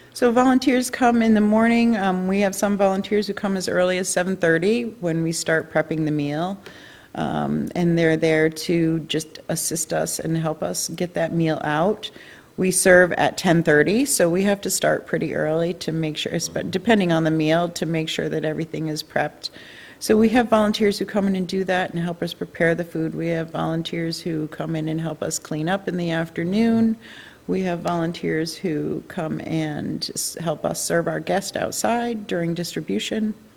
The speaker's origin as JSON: {"language": "English", "region": "New York", "country": "United States", "also_born_or_lived": "Texas / Missouri", "moved": "as an adult", "lives_now": "Belfast, United States", "said": "I'm originally from New York"}